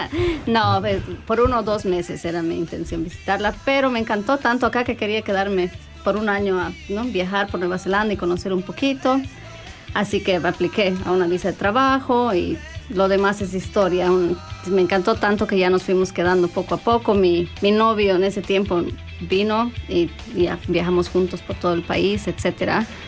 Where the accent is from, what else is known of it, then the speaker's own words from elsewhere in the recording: Bolivia; now in New Zealand; vengo de Bolivia, país eh, landlocked